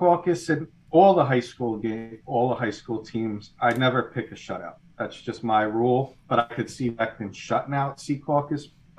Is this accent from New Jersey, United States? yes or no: yes; Garfield, New Jersey, United States; we're from Garfield.